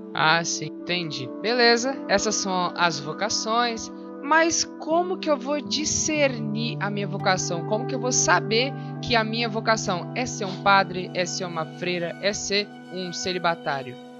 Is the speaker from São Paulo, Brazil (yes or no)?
no; Espírito Santo, Brazil; eu sou do Espírito Santo